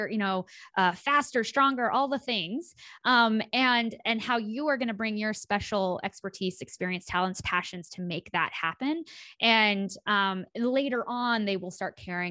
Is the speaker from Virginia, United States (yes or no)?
no; rural Kansas, United States; I grew up in Kansas